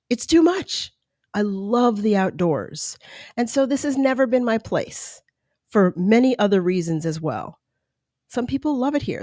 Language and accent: English; East Coast, United States; now in California, United States; I was born on the East Coast.